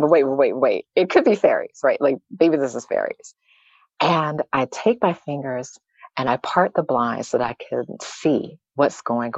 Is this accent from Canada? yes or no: no; the South, United States; I grew up in the South